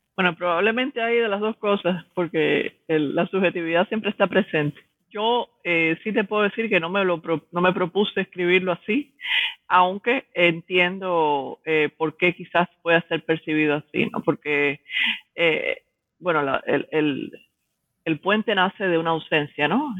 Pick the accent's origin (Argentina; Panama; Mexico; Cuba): Cuba; moved away as an adult; also born or lived in Havana / Miami; now in New York, United States; soy una intelectual cubana que resido en Nueva York, estudié en la Universidad de La Habana en los 90, después emigré a los Estados Unidos